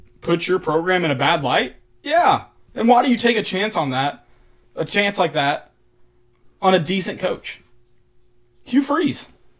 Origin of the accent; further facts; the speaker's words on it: the South, United States; we're from the South